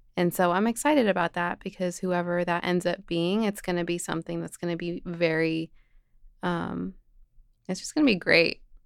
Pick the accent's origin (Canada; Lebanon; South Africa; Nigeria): Lebanon; moved away; I'm from Lebanon